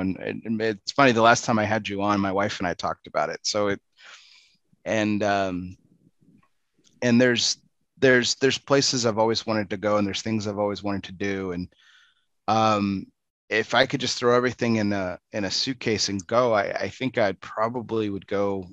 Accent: Texas, United States; I'm from Texas, born and raised

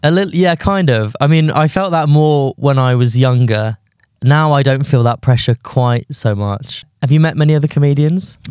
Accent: London, United Kingdom; also born or lived in Guildford; I grew up in London until I was maybe, like, thirteen, fourteen, then moved to Guildford until I was eighteen, then came back to London.

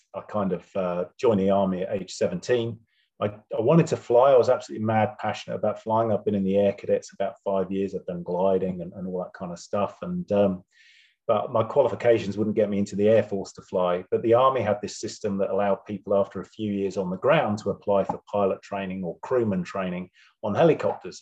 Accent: Wiltshire, South West England, United Kingdom; moved away as an adult; now in New Zealand; I'm originally from, I was born in Wiltshire

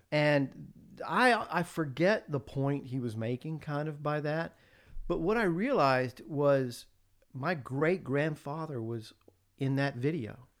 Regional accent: the South, United States; moved away as an adult; grew up in the South, lived in the South all my life

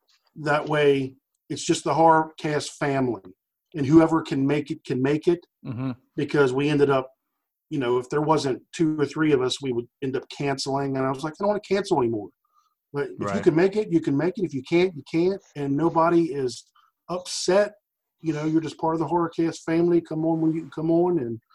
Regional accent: Maryland, United States; It's strange because we're from all over, man. I'm from Maryland.

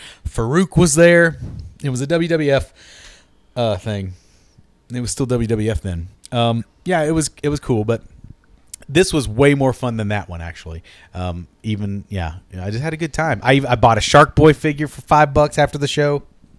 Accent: Kentucky, United States; moved away; I am a Kentucky native, 21 years, born and raised, Kentucky.

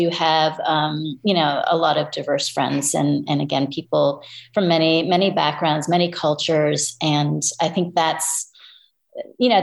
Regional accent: Toronto, Ontario, Canada; now in United States; I was born in Toronto and grew up in Canada

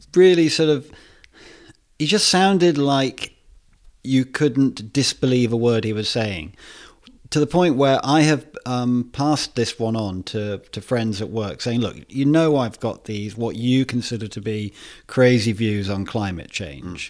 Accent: Worcester, West Midlands, United Kingdom; my hometown of Worcester

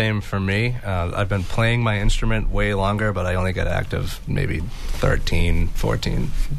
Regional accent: Sandown, New Hampshire, United States; also born or lived in Lowell, Massachusetts; now in Haverhill, United States; I grew up in Sandown, New Hampshire, and Lowell, and now I live in Haverhill.

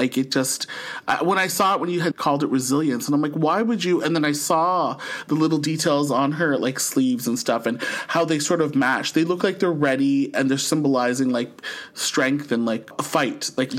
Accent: Philippines; like, we're Filipino, conservative, but still

